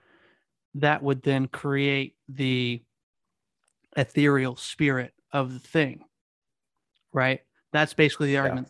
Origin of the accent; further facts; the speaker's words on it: Kansas City, Missouri, United States; I'm from Kansas City. I live in Missouri.